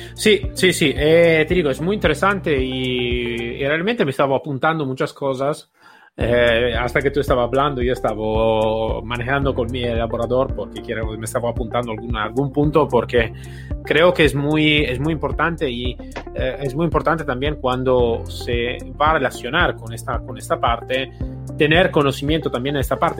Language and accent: Spanish; Italy; also born or lived in Spain; soy un italiano bastante atípico